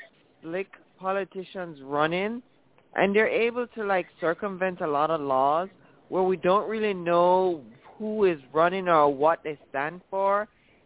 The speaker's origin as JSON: {"language": "English", "country": "Jamaica", "tie": "born or raised there", "moved": "yes", "lives_now": "United States", "said": "when I was a little girl growing up in Jamaica"}